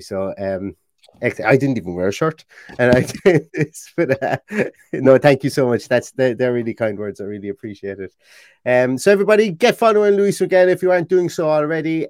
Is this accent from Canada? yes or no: no; Ireland; accent: Irish; being Irish